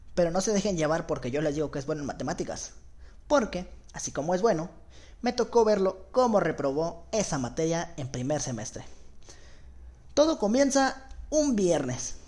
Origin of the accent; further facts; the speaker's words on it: Guadalajara, Jalisco, Mexico; Tengo 17 años, soy de Guadalajara, Jalisco